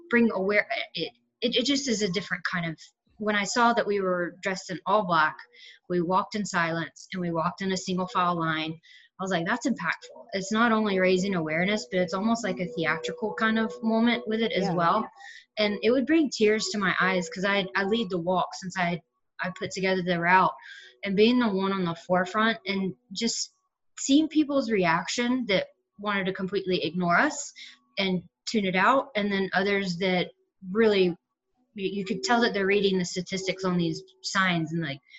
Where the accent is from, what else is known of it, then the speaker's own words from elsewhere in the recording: Atlanta, Georgia, United States; I'm an Atlanta native